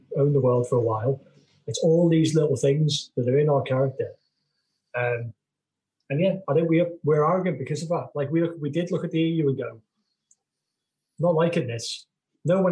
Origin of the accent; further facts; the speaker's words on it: United Kingdom; I like being British.